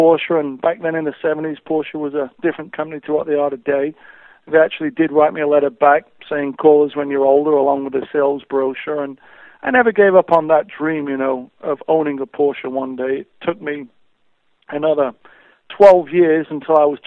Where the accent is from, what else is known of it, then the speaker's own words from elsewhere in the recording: Sheffield, Yorkshire and the Humber, United Kingdom; moved away; I grew up in Sheffield.